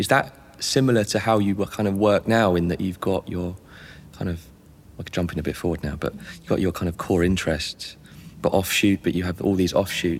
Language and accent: English; Gravesend, South East England, United Kingdom; I'm from Gravesend